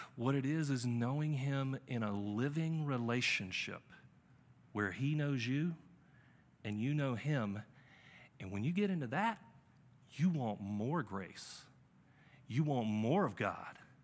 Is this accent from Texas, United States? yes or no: no; Charlotte, North Carolina, United States; also born or lived in New England; I'm from Charlotte